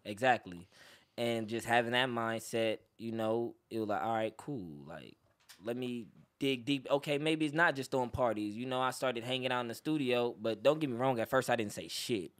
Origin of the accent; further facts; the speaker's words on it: Los Angeles, California, United States; I'm originally from Los Angeles, California